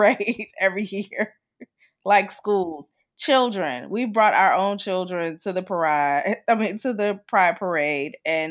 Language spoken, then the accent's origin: English; Chicago, Illinois, United States; now in Washington, D.C., United States; I'm from Chicago